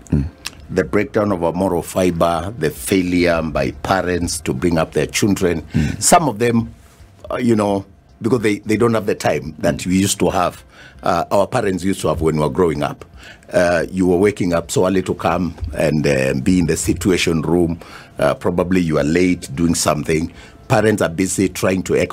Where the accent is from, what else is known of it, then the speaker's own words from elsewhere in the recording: Mwala, Machakos County, Kenya; moved away; I come from Wala